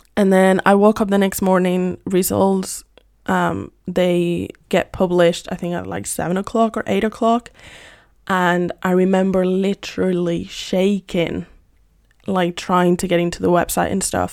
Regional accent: Madrid, Community of Madrid, Spain; moved away; I was born and raised in Madrid, Spain

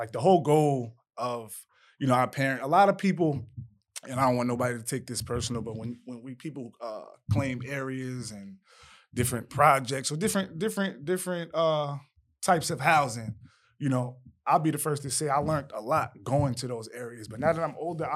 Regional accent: Greenburgh, New York, United States; I'm from Greenberg, New York. I went to Woodlands.

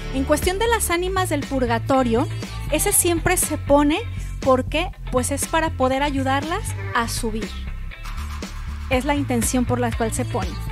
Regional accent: Guadalajara, Jalisco, Mexico; Yo soy nacida en Guadalajara, Jalisco, y ahí es cuando me comencé a formar

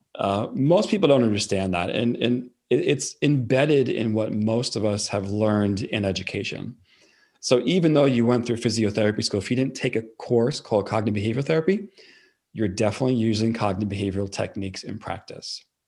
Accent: New York, United States; accent: New York; I'm from New York

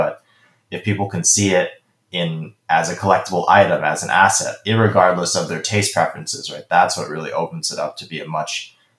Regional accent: Hong Kong; also born or lived in Beijing, China; growing up in Asia. So in Hong Kong and Beijing, when I was growing up

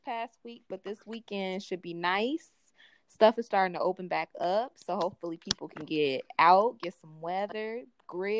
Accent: Chicago, Illinois, United States; We are from Chicago, Chi-Town

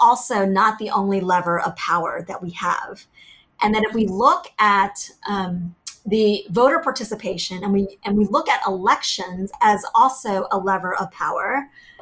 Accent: Virginia, United States; also born or lived in Vietnam; we settled in Virginia. And growing up in Virginia in the 80s

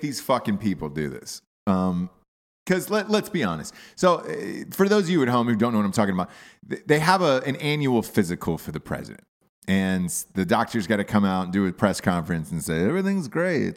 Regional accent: Atlanta, Georgia, United States; moved away; I grew up in Atlanta as a child

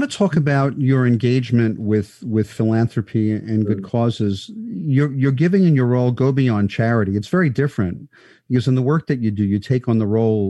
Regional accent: New York City, New York, United States; born or raised there

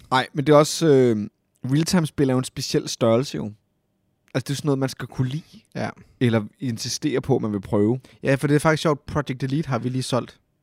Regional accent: Copenhagen, Capital Region of Denmark, Denmark; jeg er født og opvokset jo på Amager

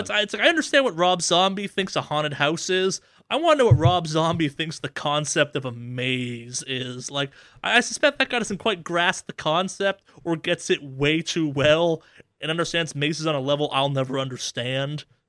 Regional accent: Boston, Massachusetts, United States; now in Los Angeles, United States; I'm from the Boston area

